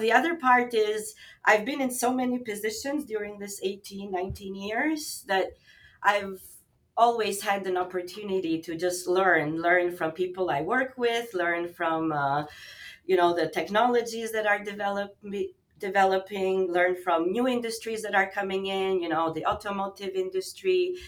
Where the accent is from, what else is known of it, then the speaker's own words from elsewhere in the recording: Albania; now in Montreal, Canada; I'm actually originally from Albania